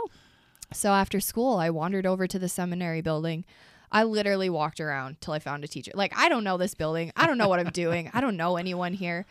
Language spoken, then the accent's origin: English; Price, Utah, United States; I grew up in Price, Utah